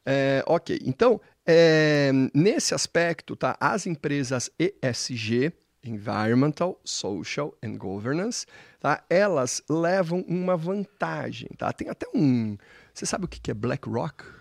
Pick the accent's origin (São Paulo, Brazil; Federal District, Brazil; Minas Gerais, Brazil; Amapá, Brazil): São Paulo, Brazil; nós paulistas